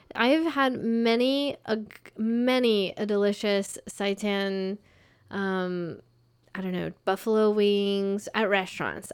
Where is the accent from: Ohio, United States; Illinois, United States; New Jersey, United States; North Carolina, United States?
North Carolina, United States; also born or lived in Florida; We moved to North Carolina